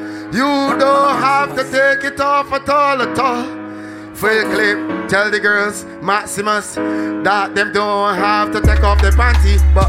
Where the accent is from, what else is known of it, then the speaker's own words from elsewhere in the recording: Barbados; now in United States; Big up me island. I love Detroit and time we tell them. You know that, I'm from Barbados.